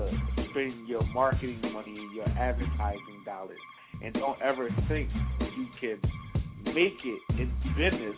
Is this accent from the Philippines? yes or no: no; Philadelphia, Pennsylvania, United States; I come from Philly